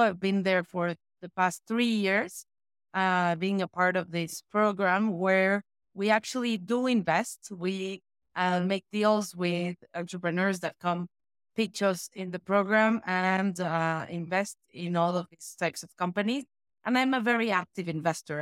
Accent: Mexico City, Mexico; I am born and raised in Mexico City.

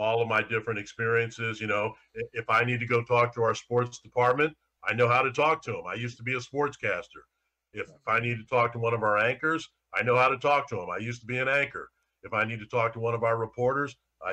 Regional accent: St. Louis, Missouri, United States; I'm in my hometown covering my hometown teams

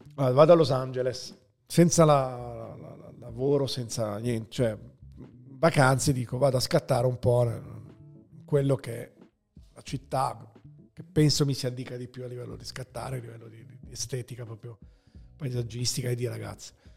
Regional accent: Milan, Lombardy, Italy; also born or lived in Rome; io vivevo a Roma, perché sono nato a Milano, poi si sono trasferiti a Roma coi miei e, e poi ci siamo ritrasferiti a Milano

